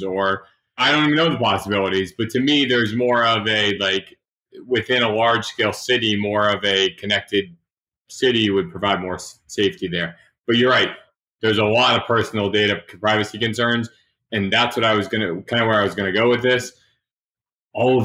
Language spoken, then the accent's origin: English; Massachusetts, United States; I'm from Massachusetts. Boston had the big dig back when I was growing up.